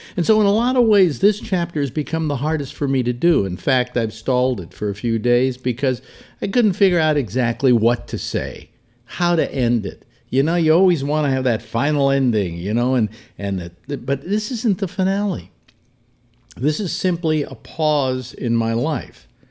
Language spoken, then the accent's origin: English; San Francisco, California, United States; my hometown, San Francisco.